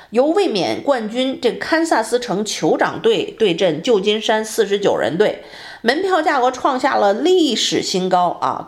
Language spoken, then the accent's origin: Chinese; Beijing, China; now in Houston, United States; 感觉到回了国的感觉啊！回北京